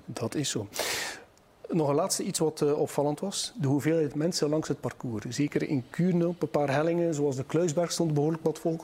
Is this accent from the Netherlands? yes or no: no; West Flanders, Belgium; wij in West-Vlaanderen